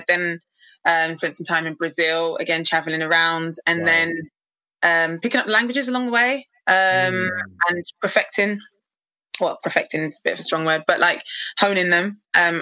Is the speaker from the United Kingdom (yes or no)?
yes; London, United Kingdom; I'm from East London.